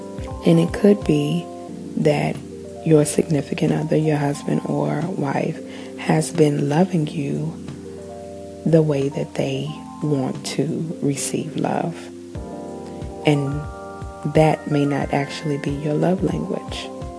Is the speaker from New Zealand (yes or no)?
yes; New Zealand; I am Kiwi.